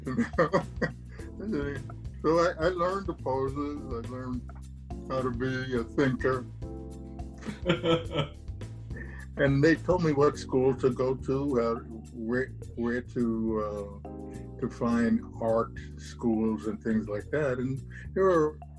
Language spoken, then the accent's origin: English; New York City, New York, United States; moved away; also born or lived in Atlanta; I was born and raised in Brooklyn, you know, Puerto Rican family